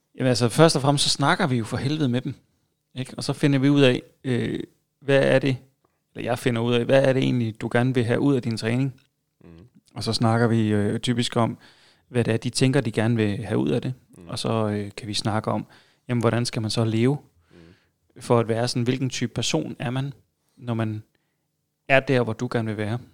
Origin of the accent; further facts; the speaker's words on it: Funen, Southern Denmark, Denmark; Jeg er fra Fyn